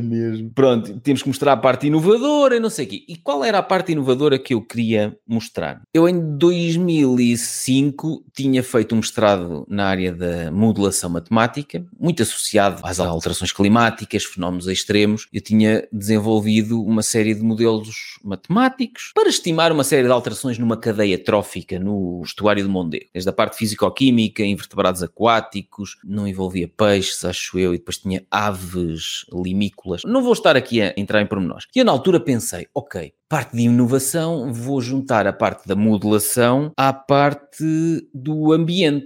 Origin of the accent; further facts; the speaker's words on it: Viseu, Centro, Portugal; como sou de Viseu